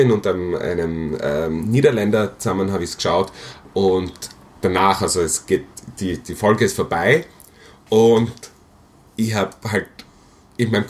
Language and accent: German; Graz, Styria, Austria; moved away; Speziell, also ich komme aus Graz, wird, glaube ich, nicht mehr nach Graz zurückgehen von meinem jetzigen Plan